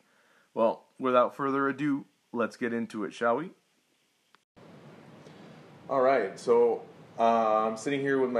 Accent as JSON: {"language": "English", "town": "Miami", "region": "Florida", "country": "United States", "tie": "born or raised there", "said": "I was raised in Miami, Florida, about 3 hours south of Walt Disney World."}